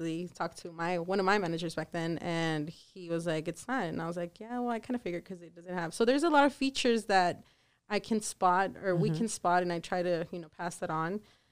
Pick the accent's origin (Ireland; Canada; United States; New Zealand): United States; El Paso, Texas; also born or lived in Ciudad Juárez, Mexico / Dallas, Texas; I'm from El Paso. Born and raised. El Paso and Juarez